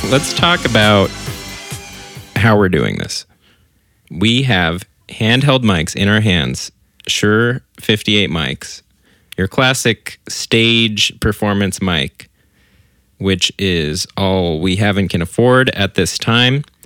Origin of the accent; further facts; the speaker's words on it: Orange County, California, United States; I grew up in Orange County